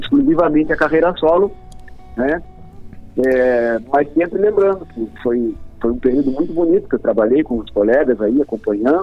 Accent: Lavras do Sul, Rio Grande do Sul, Brazil; moved away as an adult; also born or lived in Bagé; now in Porto Alegre, Brazil; Eu sou Bagente. Sou Bagente, Bagente e Lavrente, meio bem misturado, ah. assim, porque minha família é de Lavras do Sul, né? Ah, fui, fui criado em Lavras, nos campos lá de Lavras, no, no Santo Antônio

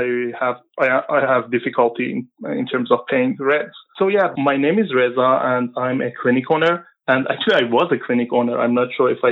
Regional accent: Iran; moved away as an adult; also born or lived in Vancouver, Canada; now in Maple, Canada; I used to be a family physician back home in Iran. And I came to Canada in 2013

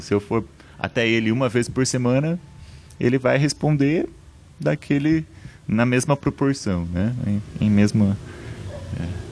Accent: Palmeira, Paraná, Brazil; moved away as an adult; now in Ponta Grossa, Brazil; na cidade onde eu nasci, que é Palmeira, 40 quilômetros de Ponta Grossa

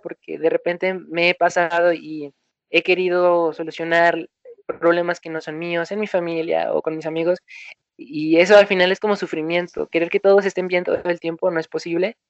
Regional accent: Morelos, Mexico; yo soy de Morelos, de México. Es una ciudad mm, más o menos grande, pero en realidad es bastante bonita. No es un pueblo, pero tampoco es una ciudad muy urbana, llena de edificios. Eh, y aquí me tocó nacer

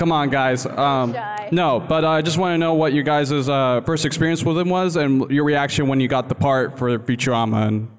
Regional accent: Rhode Island, United States; I'm here right from Rhode Island.

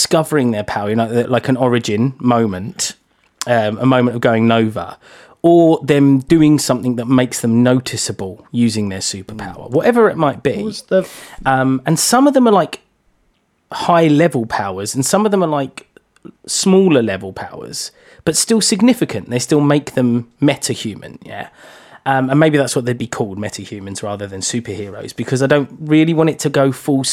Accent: London, United Kingdom; I'm from East London

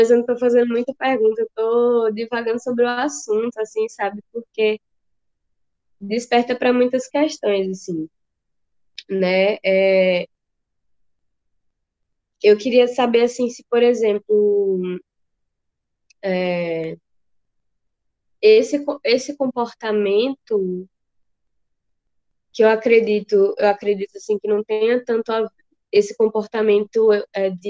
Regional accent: Juazeiro, Brazil; assim, sou daqui de Juazeiro

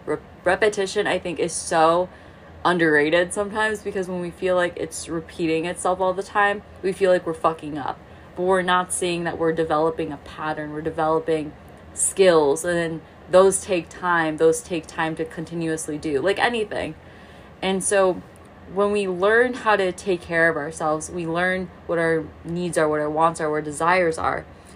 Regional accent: Midwest, United States; I grew up in the Midwest, so the closest ocean is in Florida.

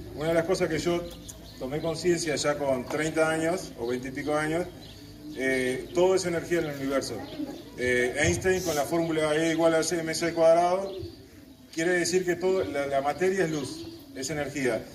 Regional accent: Montevideo, Uruguay; now in Paso de los Toros, Uruguay; Yo nací en Montevideo, pero mi lugar en el mundo es Tacuarembó, Paso los Toros.

